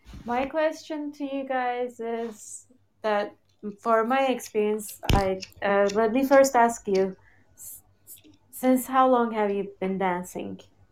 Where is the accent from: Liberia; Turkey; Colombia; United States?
Turkey; I've done ballet for like a year when I was 6 or 7, I think. It's like such a typical thing when you're growing up in Turkey.